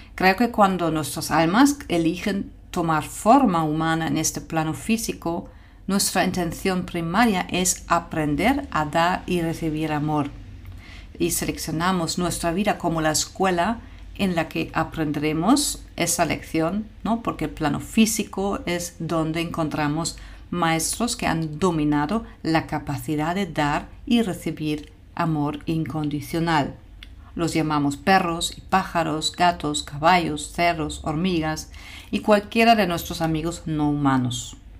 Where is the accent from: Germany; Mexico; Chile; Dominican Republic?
Germany; moved away; mi país de origen, Alemania